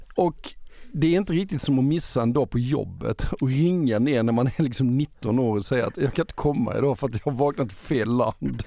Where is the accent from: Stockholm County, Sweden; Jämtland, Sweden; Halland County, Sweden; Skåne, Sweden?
Halland County, Sweden; Halmstad; also born or lived in Gothenburg; jag gjorde som sagt lumpen i Göteborg vid den här tiden, men det här var över midsommar så att jag var hemma i Halmstad